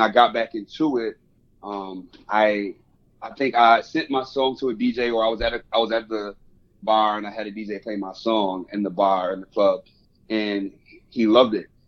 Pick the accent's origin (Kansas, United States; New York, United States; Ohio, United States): New York, United States; Rochester; moved away as an adult; now in Buffalo, United States; I'm from Rochester, so I transferred schools